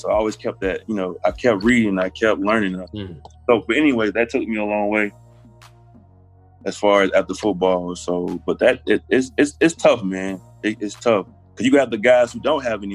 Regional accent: Anniston, Alabama, United States; I grew up in the Bible Belt of Alabama

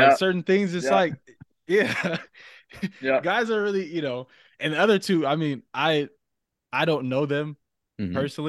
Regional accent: Southern California, United States; growing up in SoCal

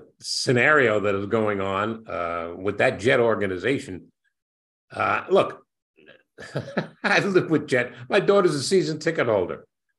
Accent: New York City, New York, United States; as a little boy growing up in Brooklyn and an avid Dodger fan

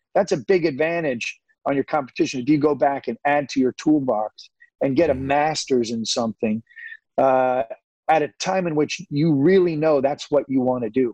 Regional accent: Santa Rosa, California, United States; I'm a kid from Santa Rosa

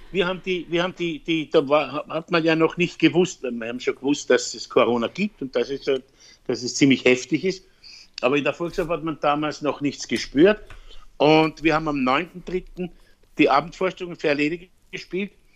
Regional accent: Vienna, Austria; also born or lived in Styria; Meine Wurzeln sind in der Steiermark, beziehungsweise in Wien, da bin ich geboren

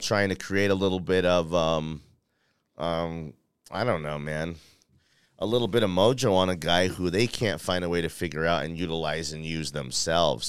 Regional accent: Denver, Colorado, United States; I'm from Denver, Colorado

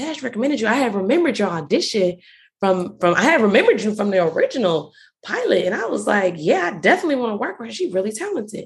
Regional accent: Stone Mountain, Georgia, United States; also born or lived in St. Louis / Arizona; I'm from Atlanta. I'm from Stone Mountain, to be exact

